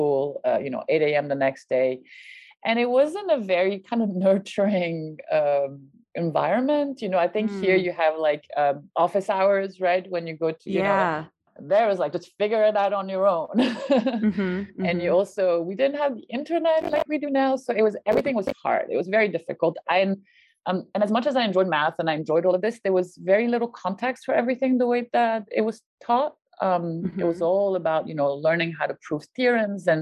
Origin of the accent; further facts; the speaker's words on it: France; moved away; in France, so I grew up in France